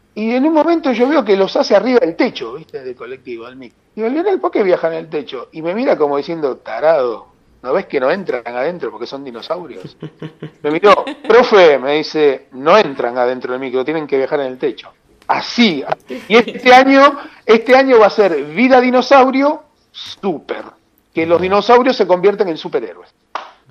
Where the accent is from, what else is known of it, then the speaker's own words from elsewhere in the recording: Santa Teresita, Buenos Aires Province, Argentina; mi pueblo